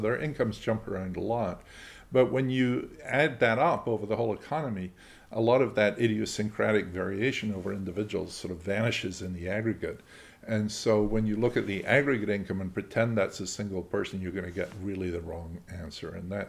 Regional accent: Scotland, United Kingdom; I'm a Scot and I really care about what happens in Scotland.

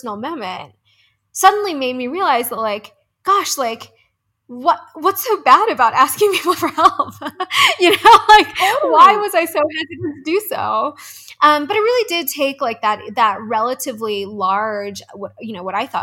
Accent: East Coast, United States; moved away as an adult; now in Denver, United States; I'm from the East Coast

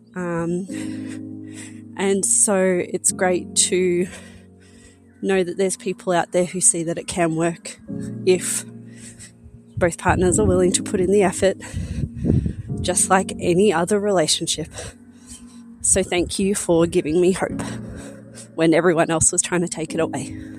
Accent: Australia; I'm 34 and I'm from Australia

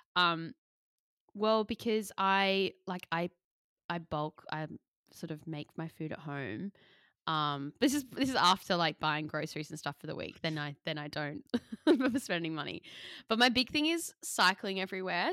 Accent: Sydney, New South Wales, Australia; moved away as an adult; now in London, United Kingdom; moving from Sydney to London and New York, but we think that our angle as two Australian millennial aspiring creatives

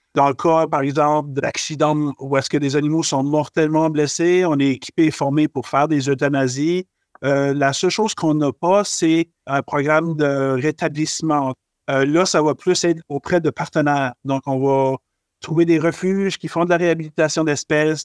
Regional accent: Acadian Peninsula, New Brunswick, Canada; je suis originaire du Nouveau-Brunswick. Euh, j'ai grandi dans une petite municipalité qui s'appelle euh, euh c'est situé dans la péninsule acadienne

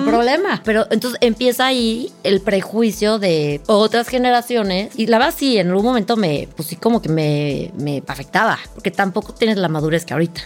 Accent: Cuernavaca, Morelos, Mexico; moved away as an adult; now in Mexico City, Mexico; yo nací en México, crecí en Cuernavaca

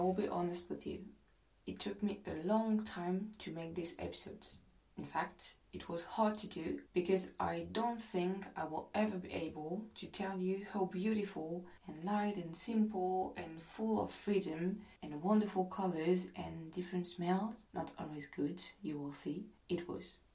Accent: France; English is a second language; I'm not English, I'm French, and my English is far from being perfect

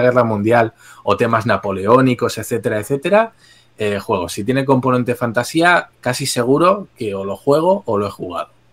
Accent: Spain; como español desde aquí

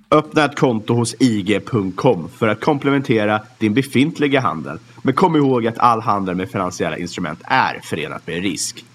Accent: Sweden; som svensk

